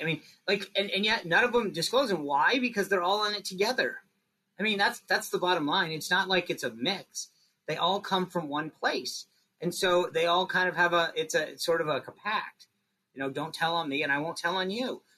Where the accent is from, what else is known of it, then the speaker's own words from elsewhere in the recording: East Coast, United States; I'm from the East coast